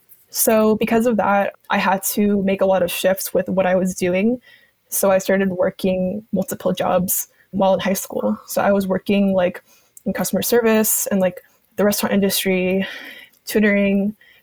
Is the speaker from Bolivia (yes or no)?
yes; Bolivia; I had the really amazing opportunity to actually go back to my home country, because I would go back like every 5 years or so.